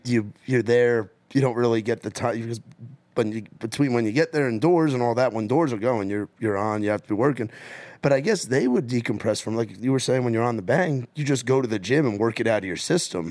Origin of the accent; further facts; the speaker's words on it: New York, United States; as a New Yorker